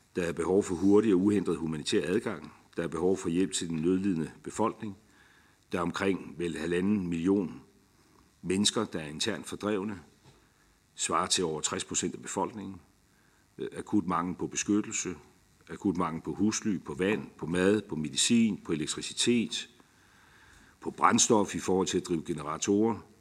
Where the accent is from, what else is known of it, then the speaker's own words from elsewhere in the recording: Denmark; som dansker